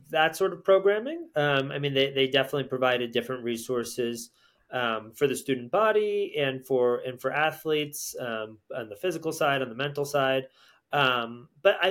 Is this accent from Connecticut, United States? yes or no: yes; Connecticut, United States; I grew up in Connecticut.